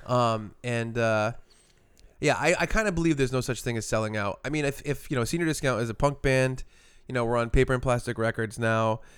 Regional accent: Providence, Rhode Island, United States; we're from Providence, so it was like a, a home show

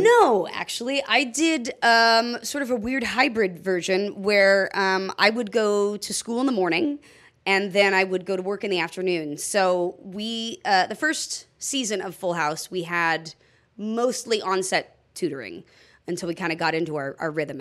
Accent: Los Angeles, California, United States; also born or lived in Orange County; I actually grew up in uh, uh technically Orange County, but L.A.

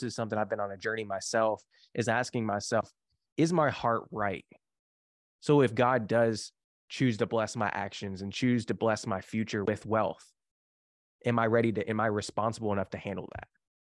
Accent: Kentucky, United States; I grew up in the Bible Belt. And so if the Bible Belt, for people don't know, like we down in like Kentucky here

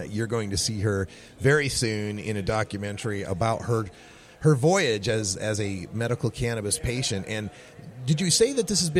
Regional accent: Idaho, United States; now in Portland, United States; where I come from, I'm from Idaho

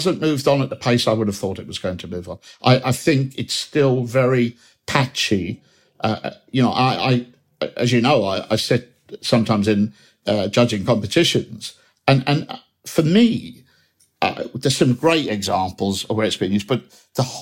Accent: Manchester, North West England, United Kingdom; I'm one speaker as a Mancunian

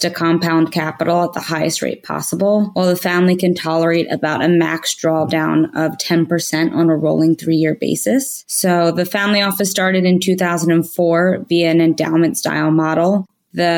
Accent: Philadelphia, Pennsylvania, United States; also born or lived in New York, New Jersey; I grew up in the Philadelphia region

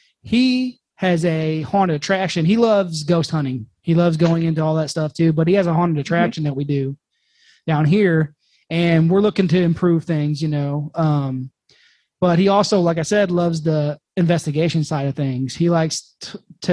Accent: Winfield, Missouri, United States; I'm originally from Winfield.

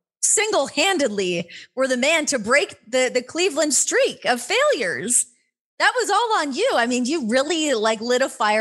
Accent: Canada; moved away; So I grew up in Canada. So playing hockey and like being on the ice is like in my blood.

